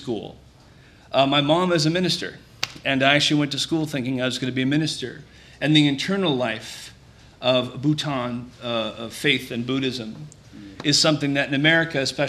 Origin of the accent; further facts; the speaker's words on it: Needham, Massachusetts, United States; I'm from Needham, Massachusetts